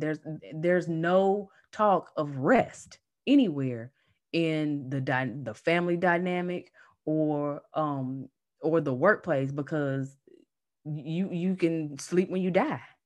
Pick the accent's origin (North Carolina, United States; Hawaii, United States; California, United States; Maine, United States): North Carolina, United States; accent: Southern; now in Manassas, United States; I am based in Manassas, Virginia, but I'm originally from North Carolina, so if you hear that Southern accent, that's why.